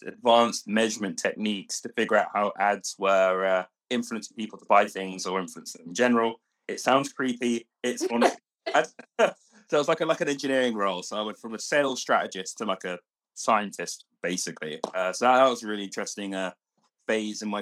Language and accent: English; London, United Kingdom; I grew up in London